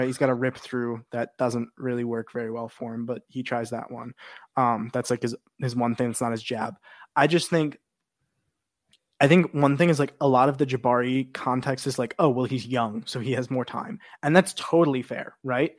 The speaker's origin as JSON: {"language": "English", "town": "Chicago", "region": "Illinois", "country": "United States", "tie": "born or raised there", "said": "my hometown Chicago"}